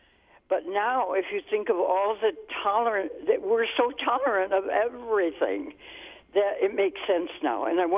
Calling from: Michigan, United States

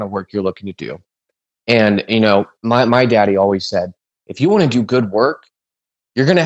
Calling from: Ohio, United States; I'm calling you from Ohio. We're open carry.

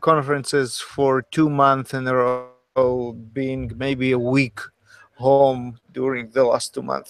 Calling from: Sunnyvale, California, United States; podcasting from Sunnyvale, California.

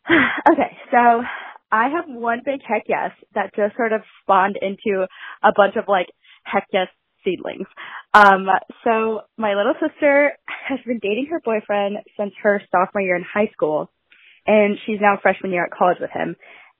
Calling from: Southern California, United States; I'm calling from Southern California.

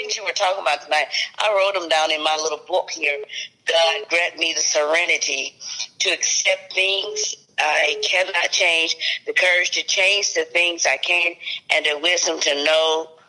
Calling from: Nashville, Tennessee, United States; I'm calling from Nashville, Tennessee.

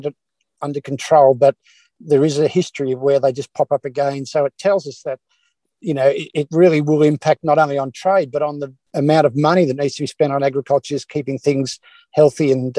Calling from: Victoria, Australia; Well, I'm calling from just west of, an hour and a half west of Ballarat, which is getting right into that good cropping country.

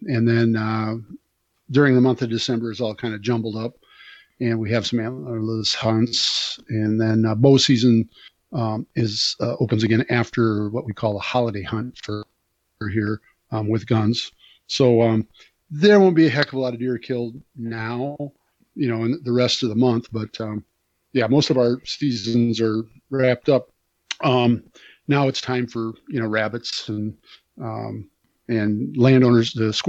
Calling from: Cazenovia, Wisconsin, United States; I am coming in from Wisconsin today. Cazenovia, beautiful Cazenovia, Wisconsin, on Lee Lake in Wisconsin's Driftless area.

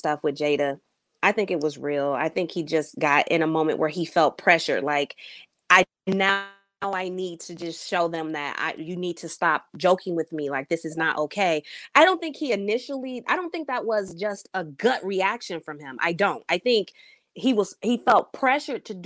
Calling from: Detroit, Michigan, United States; I'm calling in from Detroit

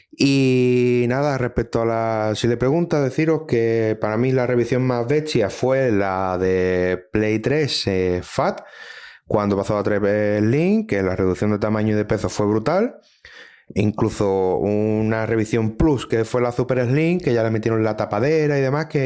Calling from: Chiclana de la Frontera, Andalusia, Spain; de Chiclana.

